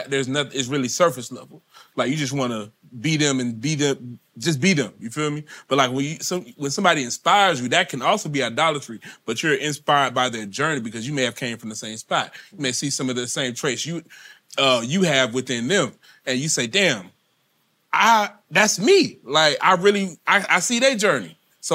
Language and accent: English; Chicago, Illinois, United States; we was growing up in Chicago